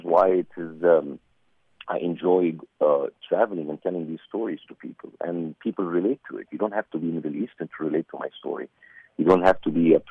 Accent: Egypt; as an Egyptian

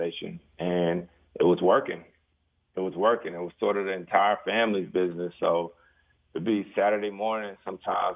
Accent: Winston-Salem, North Carolina, United States; growing up in Winston-Salem, North Carolina

